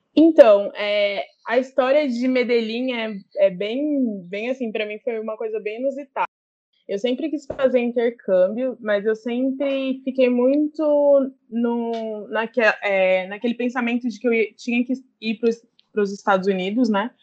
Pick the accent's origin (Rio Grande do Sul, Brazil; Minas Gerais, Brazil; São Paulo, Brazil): São Paulo, Brazil; Ribeirão Preto; now in São Paulo, Brazil; eu sou do interior de São Paulo, Ribeirão Preto, é, mas atualmente eu moro em São Paulo